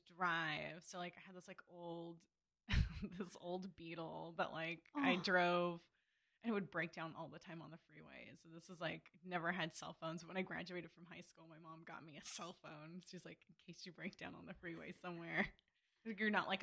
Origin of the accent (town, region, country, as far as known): Simi Valley, California, United States; born or raised there; also born or lived in Burbank, California